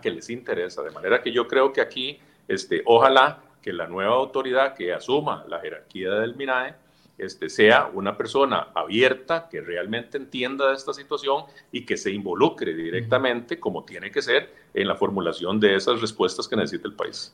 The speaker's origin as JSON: {"language": "Spanish", "country": "Costa Rica"}